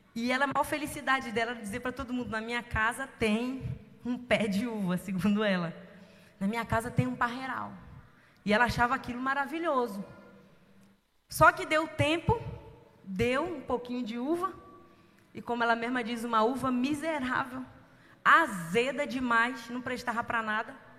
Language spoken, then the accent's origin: Portuguese; São Gonçalo, Rio de Janeiro, Brazil; eu nasci em São Gonçalo, no Rio de Janeiro. Como diz a minha filha, eu não sou carioca, eu sou fluminense.